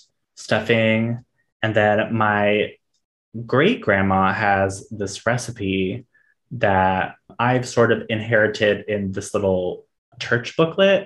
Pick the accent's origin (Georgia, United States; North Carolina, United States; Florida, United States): Florida, United States; Miami, Orange Park; when we moved from Miami to Jacksonville, well, technically Orange Park, which is right outside Jacksonville